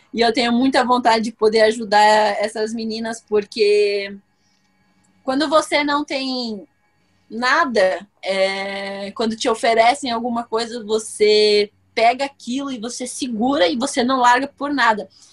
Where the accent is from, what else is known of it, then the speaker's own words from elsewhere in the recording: Brazil; Eu, como brasileira